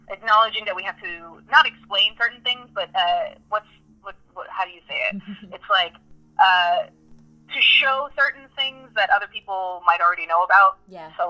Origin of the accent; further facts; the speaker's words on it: New York City, New York, United States; I grew up in New York City